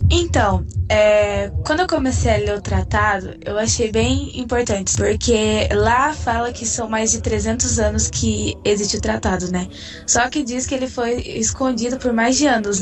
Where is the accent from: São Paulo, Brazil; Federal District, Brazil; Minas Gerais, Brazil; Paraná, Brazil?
Paraná, Brazil; Eu sou da cidade de Ubaitinga, Paraná